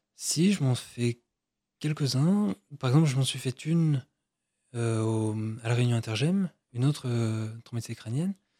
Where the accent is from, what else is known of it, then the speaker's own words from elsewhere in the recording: Brittany, France; now in Versailles, France; moi je suis breton